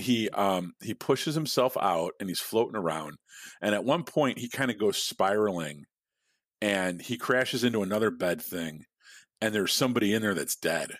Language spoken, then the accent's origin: English; Midwest, United States; now in Chicago, United States; I was born in the Midwest